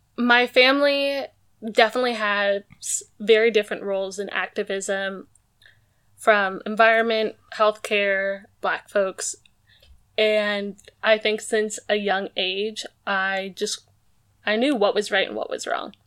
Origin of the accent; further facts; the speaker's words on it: Maple Valley, Washington, United States; also born or lived in Seattle; I was born in Seattle, but from second grade on, I grew up in this small town called Maple Valley